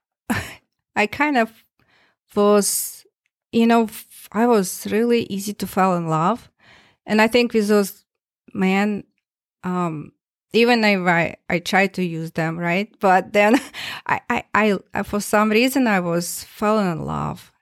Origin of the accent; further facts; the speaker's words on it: Tomsk, Tomsk Oblast, Russia; English is a second language; moved away as an adult; now in Minnesota, United States; my hometown, town, Tomsk, in Siberia